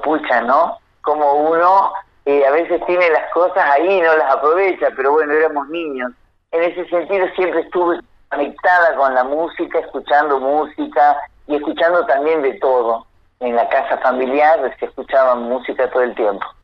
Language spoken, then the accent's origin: Spanish; Salta, Argentina; moved away; yo soy de Salta, nací allá